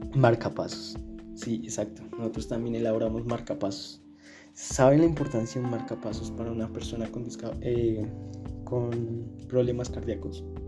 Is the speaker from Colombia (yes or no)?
yes; Colombia; yo soy de Colombia